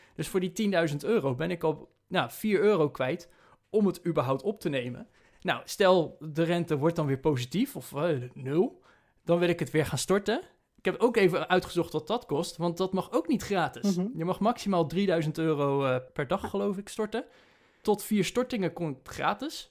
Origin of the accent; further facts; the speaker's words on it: Netherlands; als Nederlanders zijnde